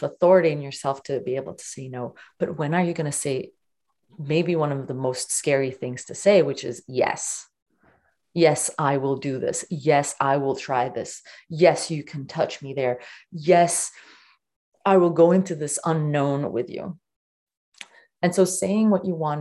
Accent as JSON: {"language": "English", "country": "Portugal", "tie": "born or raised there", "said": "I was born in Portugal"}